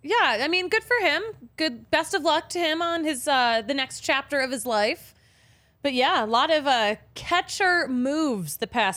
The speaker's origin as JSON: {"language": "English", "town": "Philadelphia", "region": "Pennsylvania", "country": "United States", "moved": "yes", "said": "I'm also technically from Pennsylvania."}